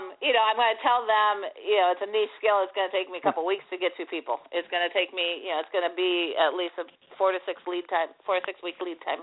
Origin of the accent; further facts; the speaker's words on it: Minnesota, United States; now in Tampa, United States; I was born and raised in Minnesota.